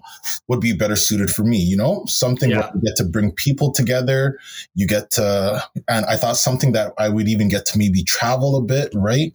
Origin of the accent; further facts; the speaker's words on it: Brampton, Ontario, Canada; I grew up in Brampton, Brampton, Ontario, right out in the GTA